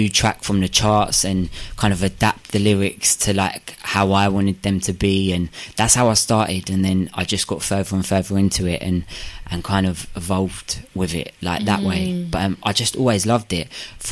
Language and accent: English; Watford, East of England, United Kingdom; I come from Watford. So I'm from the countryside